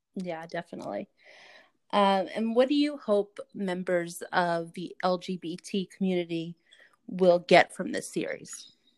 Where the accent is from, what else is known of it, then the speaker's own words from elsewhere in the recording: New York, United States; I'm I'm from New York